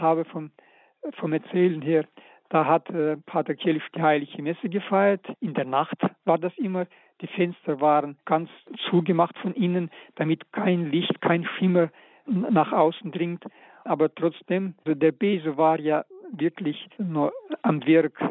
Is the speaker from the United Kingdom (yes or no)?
no; Karaganda, Karaganda Region, Kazakhstan; moved away; also born or lived in Novosibirsk; in Karaganda in meiner Heimatstadt und ich als elfjähriger Knabe war sogar bei seiner Beerdigung